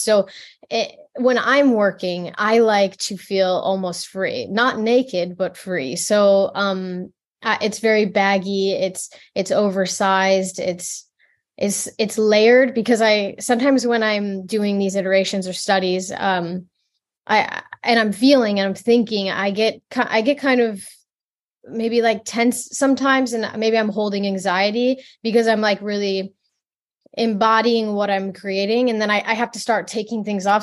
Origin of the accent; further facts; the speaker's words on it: the Midwest, born in Detroit, Michigan, United States; I grew up in, um, the Midwest. I, I was born in Detroit and raised in, like, the middle of the, the woods, quite literally